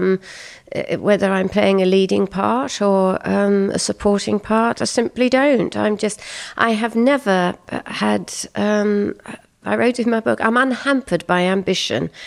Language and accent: English; Kent, South East England, United Kingdom; I grew up in Kent in England